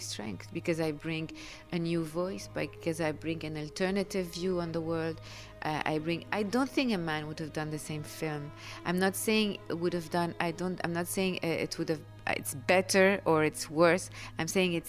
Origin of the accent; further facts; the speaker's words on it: Lebanon; We come from Lebanon